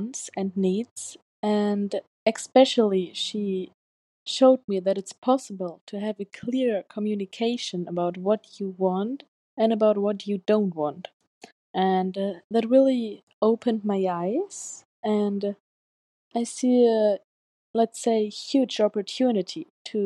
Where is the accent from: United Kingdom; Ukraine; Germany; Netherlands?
Germany; I'm from Germany